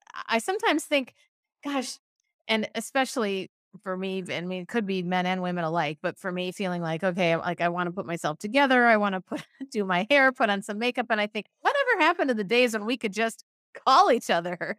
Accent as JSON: {"language": "English", "region": "Minnesota", "country": "United States", "also_born_or_lived": "San Francisco, United States", "moved": "yes", "lives_now": "Oakland, United States", "said": "I'm originally from Minnesota, in the middle of the, the U S up north, but I live in San Francisco now"}